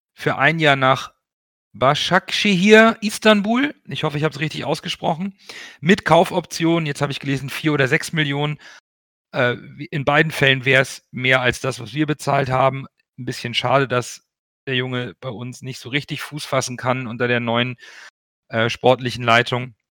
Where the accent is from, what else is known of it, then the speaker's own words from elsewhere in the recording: Hamburg, Germany; Ich bin vor 40 Jahren in Hamburg geboren worden, als Kind portugiesischer Einwanderer